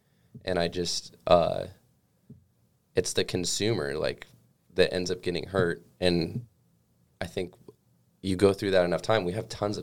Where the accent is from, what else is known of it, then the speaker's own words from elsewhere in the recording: California, United States; now in Alaska, United States; I'm originally from California